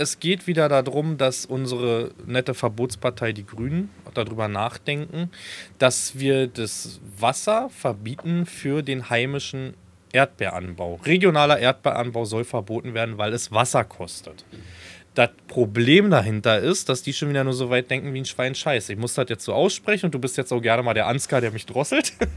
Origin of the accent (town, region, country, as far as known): Falkensee, Brandenburg, Germany; born or raised there